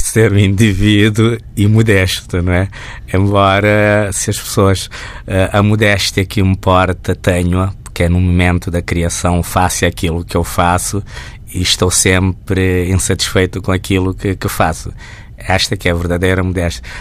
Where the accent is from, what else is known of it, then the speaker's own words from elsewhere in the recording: Santiago Island, Cape Verde; now in Portugal; sou da ilha de Santiago